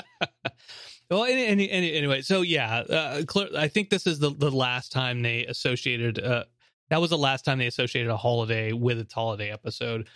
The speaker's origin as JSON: {"language": "English", "country": "United States", "said": "as an American"}